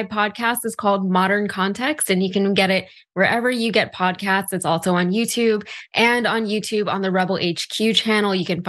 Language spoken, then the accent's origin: English; Houston, Texas, United States; because I'm from Houston. I'm from Slab City, you know